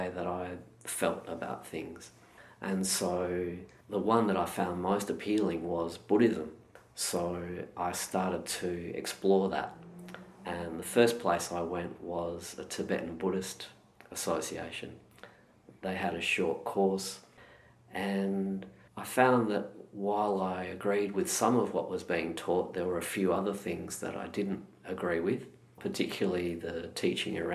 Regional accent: Perth, Western Australia, Australia; now in Melbourne, Australia; I was born and raised in Perth

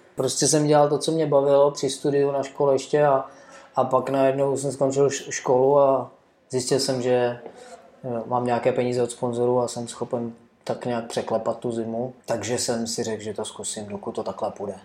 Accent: Czechia; já pocházím z Beskyt a tam Eh, máme takovou sjezdovku lokální, jo, eh, kde vždycky, ještě dřív, než já jsem lyžoval, tak se jezdilo mimo, mimo sjezdovku lesem, jo, kolem toho vleku a tak dále. A já jsem tam pak jezdil prostě s rodičem jako malé dítě

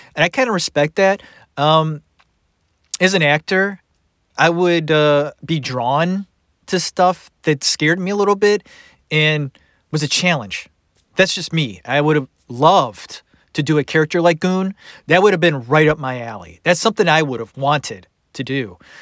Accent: Cleveland, Ohio, United States; I grew up in Cleveland.

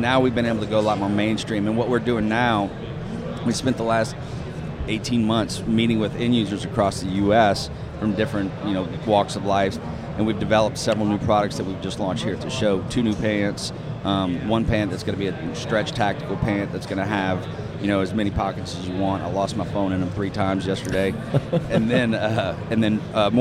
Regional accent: Louisiana, United States; now in Cincinnati, United States; I'm from Louisiana.

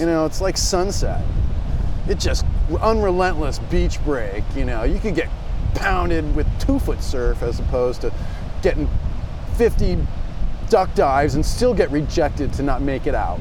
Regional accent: Del Mar, California, United States; I grew up in Del Mar

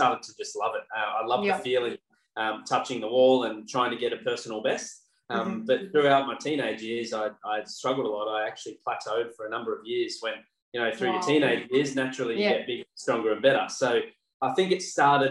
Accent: Tasmania, Australia; now in Sunshine Coast, Australia; grew up in Tassie, which it's a bit cold.

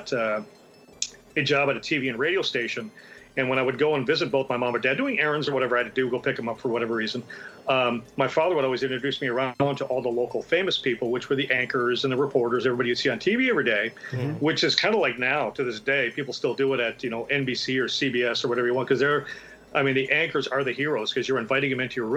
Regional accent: Minot, North Dakota, United States; I grew up in Minot, North Dakota

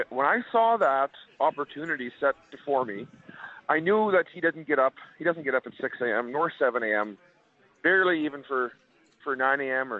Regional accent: Winkler, Manitoba, Canada; I did, buddy. I lived close to Winnipeg.

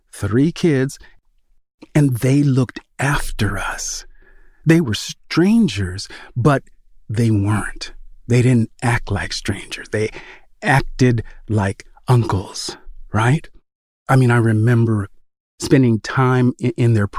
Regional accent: Sacramento, California, United States; the home I grew up in Sacramento

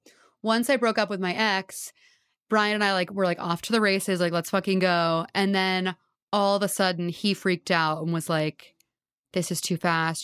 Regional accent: Houston, Texas, United States; moved away as an adult; now in New York, United States; I grew up in Houston. And then, yeah, I've lived here since college. So I've been here like 7 years.

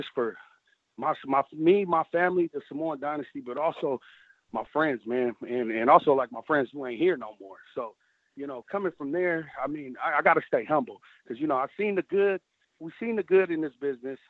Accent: Sacramento, California, United States; also born or lived in San Francisco, California; I'm actually grew up in Sacramento, California, about an hour and 30 minutes away.

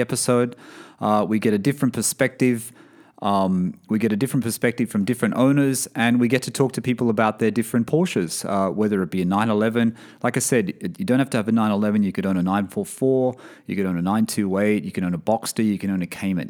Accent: Sydney, New South Wales, Australia; now in Bahrain; Sydney, Australia, my hometown.

